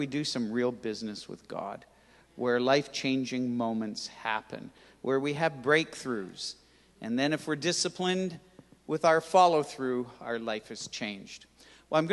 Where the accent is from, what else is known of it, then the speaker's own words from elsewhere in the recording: Toronto, Ontario, Canada; I grew up in Toronto, on the West End, most of the time in Etobicoke, in a place called Rexdale